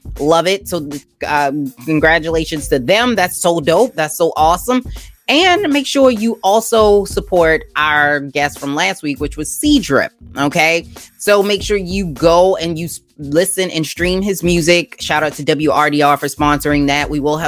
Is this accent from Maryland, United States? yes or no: yes; Baltimore, Maryland, United States; Growing up in Baltimore, I appreciate you being here.